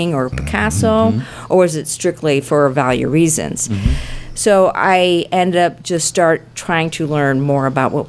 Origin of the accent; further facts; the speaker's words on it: St. Louis, Missouri, United States; I grew up in Baden in North City